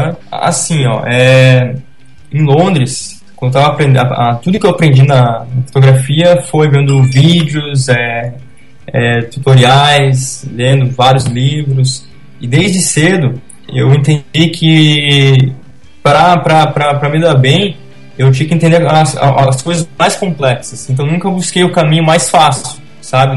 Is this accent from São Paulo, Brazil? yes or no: no; Curitiba, Paraná, Brazil; now in Balneário Camboriú, Brazil; eu sou natural de Curitiba